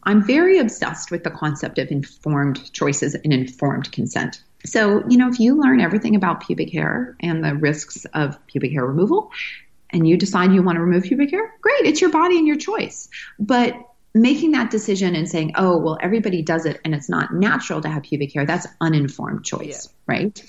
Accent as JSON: {"language": "English", "region": "Manitoba", "country": "Canada"}